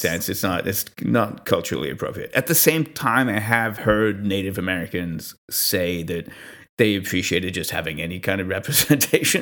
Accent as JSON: {"language": "English", "town": "Montreal", "region": "Quebec", "country": "Canada", "said": "I'm from Montreal, uh, which is Mohawk land territory"}